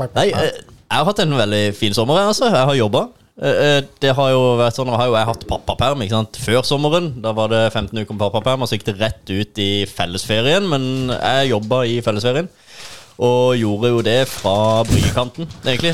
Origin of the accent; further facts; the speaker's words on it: Sørlandet, Norway; Vi er muligens litt ekstra vage her i måten å formulere oss på